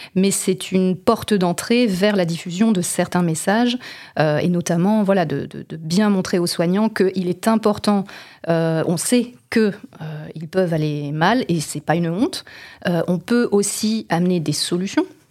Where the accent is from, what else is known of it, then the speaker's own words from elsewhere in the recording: Vendée, Pays de la Loire, France; also born or lived in Brittany; now in Les Sables-d'Olonne, France; je ne suis pas native des Sables d'Olonne, mais je suis une native de Vendée, donc une Vendéenne de souche